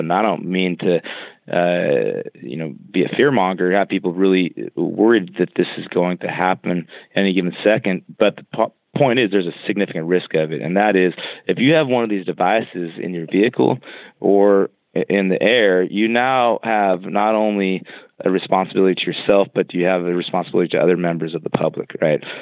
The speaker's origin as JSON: {"language": "English", "region": "California", "country": "United States", "tie": "born or raised there", "said": "I grew up in California"}